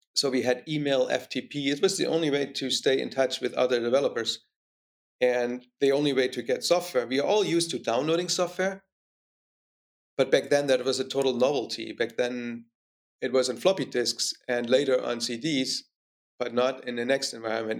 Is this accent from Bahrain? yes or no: no; East Germany, Germany; more specifically in East Germany. So I grew up in communism.